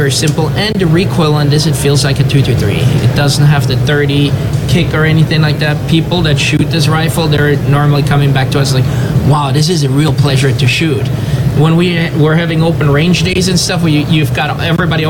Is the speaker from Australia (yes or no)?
no; Venezuela; moved away; also born or lived in Switzerland; I grew up in South America, actually in Venezuela